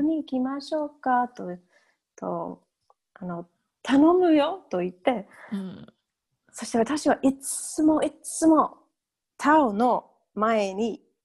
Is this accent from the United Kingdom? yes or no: yes; England, United Kingdom; Japanese is a second language; moved away as an adult; also born or lived in Oita, Japan; now in Edinburgh, United Kingdom; イギリス人ですけど、えー、今はスコットランドのエジンバラに住んでます